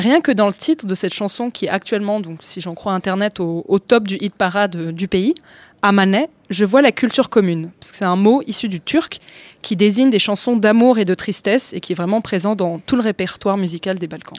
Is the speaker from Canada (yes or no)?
no; Greece; now in France; moi, j'ai grandi en Grèce et j'ai jamais aussi bien parlé grec que maintenant.